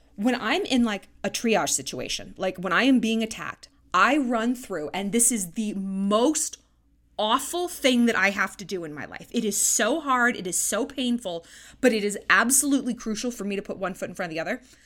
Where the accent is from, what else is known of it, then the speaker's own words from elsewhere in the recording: California, United States; now in Montana, United States; It's a big phrase I grew up with in California